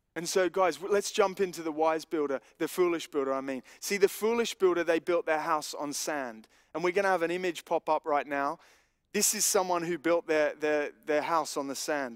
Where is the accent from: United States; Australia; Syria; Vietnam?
Australia; growing up in Australia